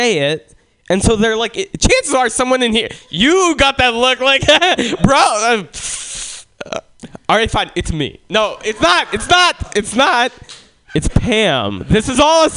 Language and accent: English; Russia; now in San Francisco, United States; I was born in Russia